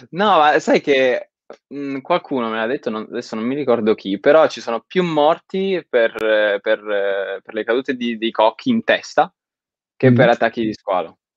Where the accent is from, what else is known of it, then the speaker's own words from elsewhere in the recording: Pescara, Abruzzo, Italy; Allora, io sono originario di Pescara e la mia famiglia è di Pescara